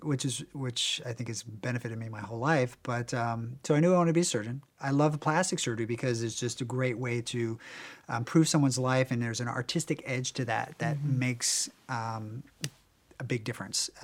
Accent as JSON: {"language": "English", "region": "Virginia", "country": "United States", "tie": "born or raised there", "moved": "yes", "lives_now": "Beverly Hills, United States", "said": "I grew up in Virginia"}